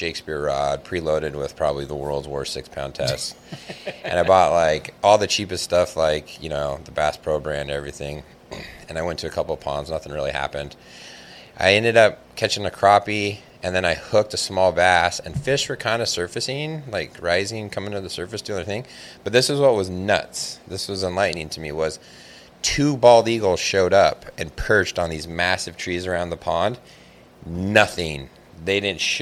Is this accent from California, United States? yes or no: yes; California, United States; I'm from California